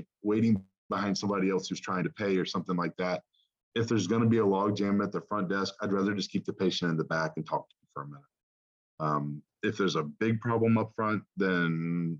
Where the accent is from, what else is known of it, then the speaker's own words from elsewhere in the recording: the South, United States; I'm from the South.